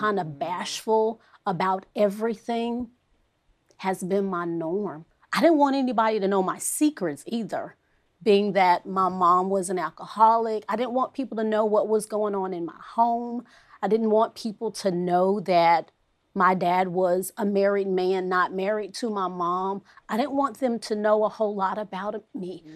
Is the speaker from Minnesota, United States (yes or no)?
no; Fort Worth, Texas, United States; I am from Fort Worth, Texas